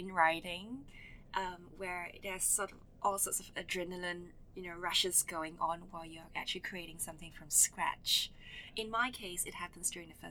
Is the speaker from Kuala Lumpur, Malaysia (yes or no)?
yes; Kuala Lumpur, Malaysia; when I was growing up in Kuala Lumpur